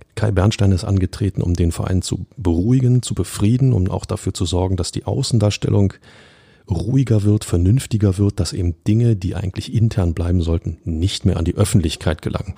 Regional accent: Berlin, Germany; als Urberliner

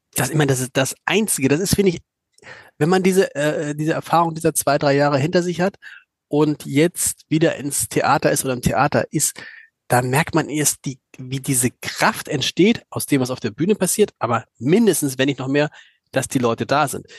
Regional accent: Hamburg, Germany; als Hamburger

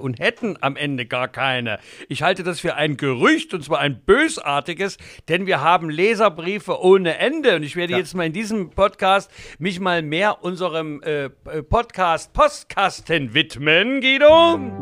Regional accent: Leipzig, Saxony, Germany; Wir sind aufgewachsen in den Rosental.

